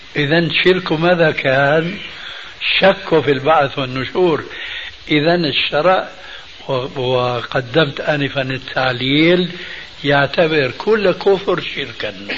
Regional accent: Syria; عندنا بالشام

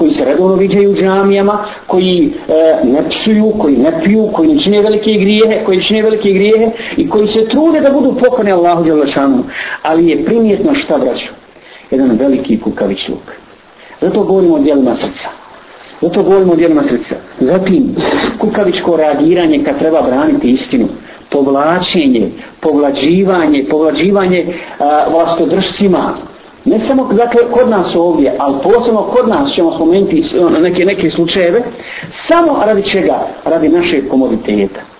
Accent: Bosnia & Herzegovina; kod nas u Bosni ovdje

